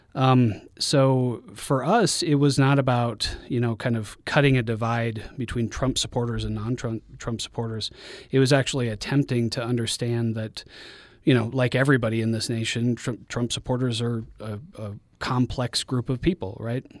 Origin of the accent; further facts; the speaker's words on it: Guadalajara, Jalisco, Mexico; moved away; also born or lived in Denver, Colorado, United States; I'm from Denver, Colorado, but I grew up in, in Guadalajara, Mexico for many of my formative years